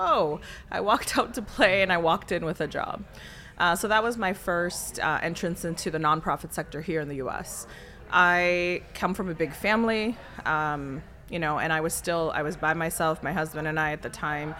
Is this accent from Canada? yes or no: yes; Pickering, Ontario, Canada; moved away as an adult; also born or lived in Toronto, Canada; now in Chicago, United States; I grew up in Pickering, Ontario. I was born in Toronto proper, Scarborough at the time